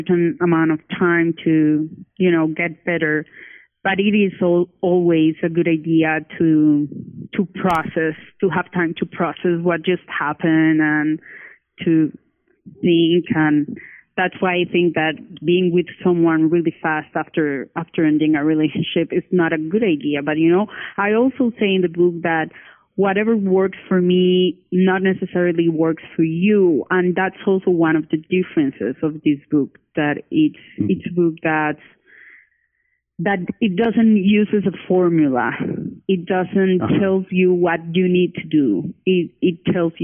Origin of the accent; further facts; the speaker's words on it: Cali, Valle del Cauca, Colombia; now in Bogota, Colombia; I live in Bogota, Colombia, but my family and I was born in Cali, Colombia.